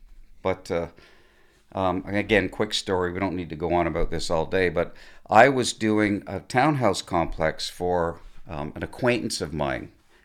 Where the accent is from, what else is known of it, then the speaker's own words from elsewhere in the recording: Mississauga, Ontario, Canada; I grew up in Mississauga, a little area called Lorne Park.